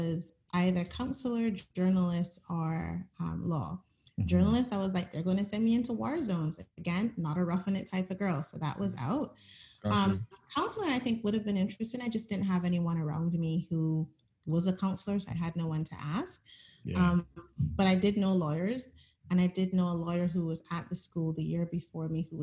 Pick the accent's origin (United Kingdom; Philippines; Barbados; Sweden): Barbados; moved away as an adult; also born or lived in Edmonton, Alberta, Canada; now in Canada; I spent most of my childhood in Barbados. They moved back when I was about 5